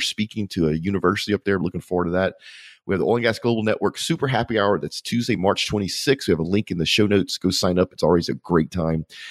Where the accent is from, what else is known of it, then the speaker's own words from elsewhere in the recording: Louisiana, United States; I'm from Louisiana